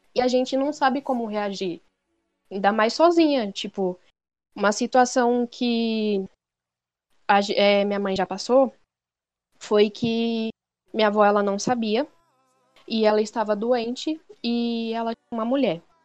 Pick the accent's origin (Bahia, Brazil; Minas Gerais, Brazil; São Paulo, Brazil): São Paulo, Brazil; eu sou de São Paulo